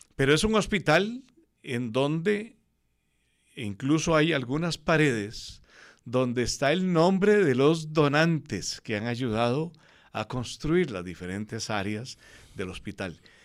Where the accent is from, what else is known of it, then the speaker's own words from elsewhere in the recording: Cartago, Costa Rica; Yo nací en Cartago un 28 de marzo de 1950.